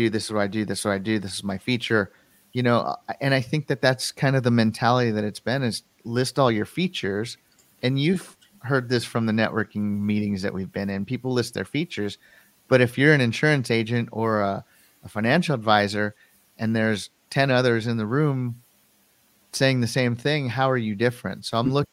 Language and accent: English; Colorado, United States; born or raised there